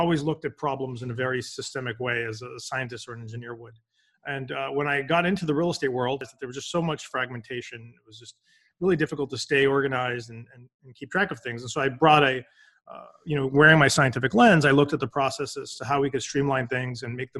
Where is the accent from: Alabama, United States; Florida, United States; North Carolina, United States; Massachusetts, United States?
Massachusetts, United States; Boston; So born and raised in Boston, I did my undergrad here